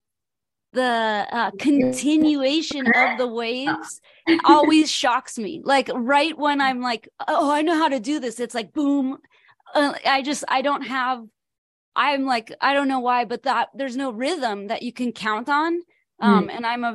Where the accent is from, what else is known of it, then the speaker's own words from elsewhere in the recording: California, United States; I'm from California